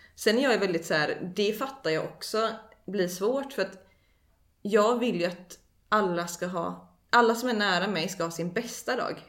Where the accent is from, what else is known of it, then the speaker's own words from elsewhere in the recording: Eksjö, Jönköping County, Sweden; jag är uppväxt i Eksjö.